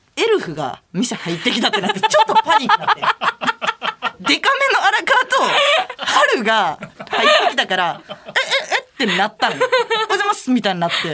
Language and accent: Japanese; Hirakata, Osaka, Japan; moved away as an adult; now in Tokyo, Japan; ひらがた出身やねんけど